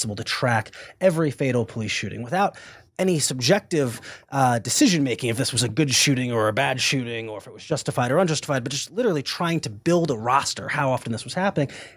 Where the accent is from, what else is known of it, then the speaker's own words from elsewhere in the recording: Cleveland, Ohio, United States; my hometown of Cleveland, Ohio